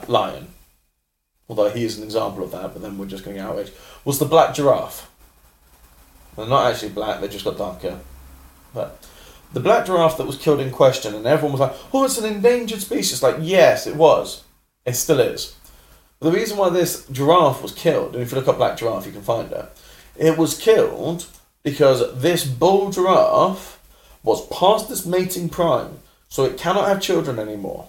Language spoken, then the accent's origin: English; London, United Kingdom; as a Londoner